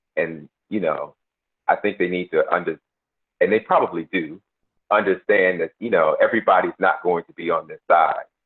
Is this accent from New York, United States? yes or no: yes; Buffalo, New York, United States; moved away as an adult; also born or lived in North Carolina / Washington, D.C.; I was born and raised in Buffalo.